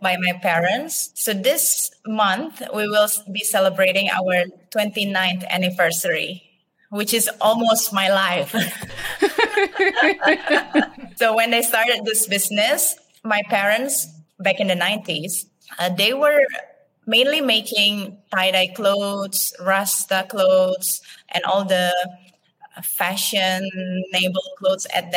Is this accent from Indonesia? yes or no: yes; Bali, Indonesia; I was born and raised up in Bali, Indonesia